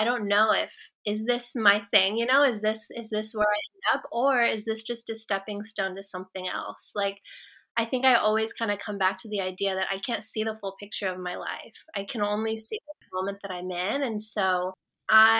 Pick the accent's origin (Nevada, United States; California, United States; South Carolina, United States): California, United States; Atascadero; I grew up in Atascadero and I lived there until I was 12